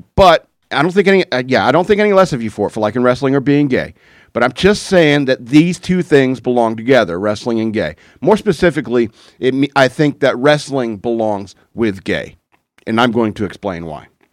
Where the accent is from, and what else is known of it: United States